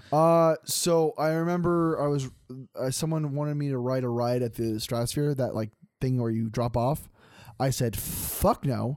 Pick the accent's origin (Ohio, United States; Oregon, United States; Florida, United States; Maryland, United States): Oregon, United States; Grants Pass; moved away; I grew up in Grand Pass, Oregon